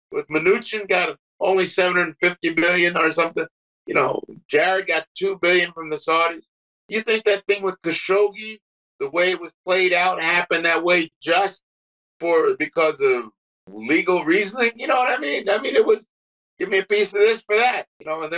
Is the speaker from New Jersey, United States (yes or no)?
yes; East Orange, New Jersey, United States; I grew up in East Orange, New Jersey